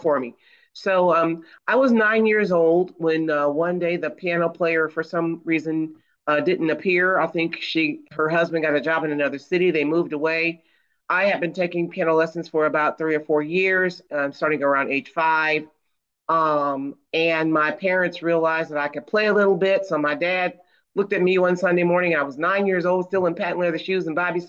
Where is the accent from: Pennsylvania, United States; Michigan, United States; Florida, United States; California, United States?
Michigan, United States; not too far from Detroit; I grew up in Michigan, and not too far from Detroit